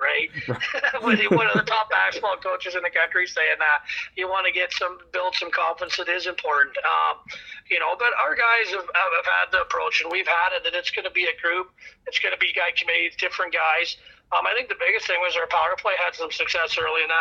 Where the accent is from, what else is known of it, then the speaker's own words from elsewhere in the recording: British Columbia, Canada; moved away; We're both from British Columbia.